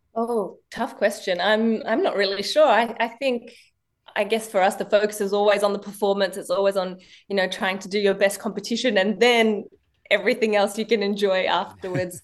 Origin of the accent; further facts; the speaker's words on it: Penrith, New South Wales, Australia; also born or lived in Marseille, France; when we came to Australia, basically, the Penrith Lightwater Stadium was my backyard